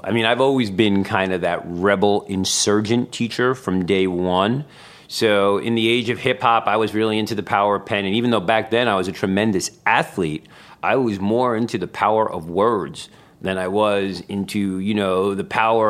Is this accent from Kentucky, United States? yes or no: no; Bronx, New York, United States; Well, I'm from the Bronx, so I am a Bronx native